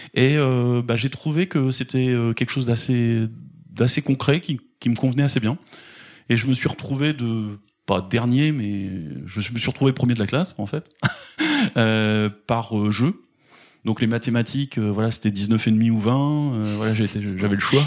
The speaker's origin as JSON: {"language": "French", "town": "Caen", "region": "Normandy", "country": "France", "tie": "born or raised there", "lives_now": "Granville, France", "said": "je suis né à Caen, euh, pas très loin d'ici, euh, donc en, Normandie. je suis originaire de, Caen"}